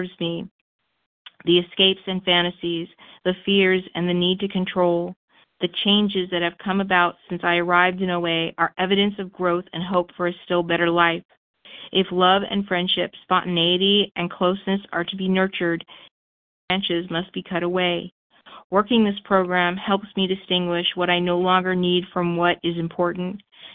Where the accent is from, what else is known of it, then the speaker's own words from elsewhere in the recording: Los Angeles, California, United States; I grew up in Los Angeles, like I said, for the third time in a Jewish middle-class home.